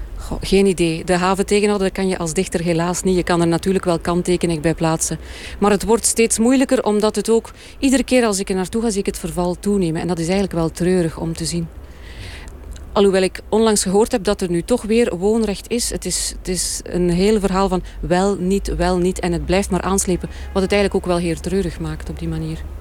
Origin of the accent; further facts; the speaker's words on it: East Flanders, Belgium; Ik ben zelf van Oost-Vlaanderen